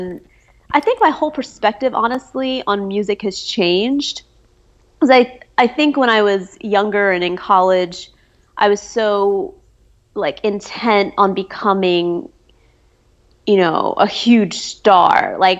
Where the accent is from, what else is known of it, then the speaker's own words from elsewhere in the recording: Philadelphia, Pennsylvania, United States; also born or lived in New York; I'm from Philly, and Philly's known for soul.